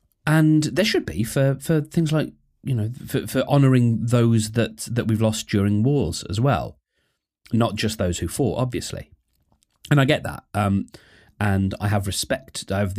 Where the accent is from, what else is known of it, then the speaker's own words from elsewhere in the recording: United Kingdom; I'm not proud of being British, but I sure am grateful for it.